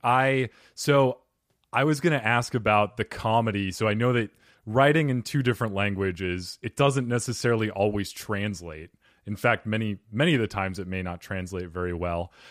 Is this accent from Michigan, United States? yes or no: no; Arizona, United States; When I grew up here in Arizona